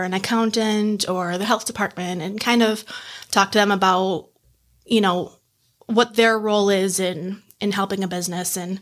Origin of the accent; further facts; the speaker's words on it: Batavia, New York, United States; I grew up here in Batavia